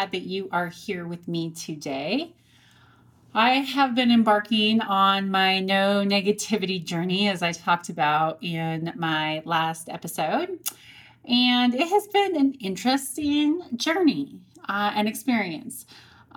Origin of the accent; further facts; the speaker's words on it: Montrose, Colorado, United States; We grew up in Montrose, Colorado together, small rural town on the western slope of Colorado.